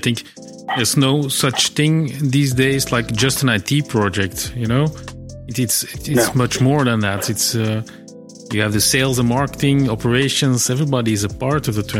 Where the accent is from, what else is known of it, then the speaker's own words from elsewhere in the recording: Mortsel, Flanders, Belgium; as a child, I grew up in Mortsel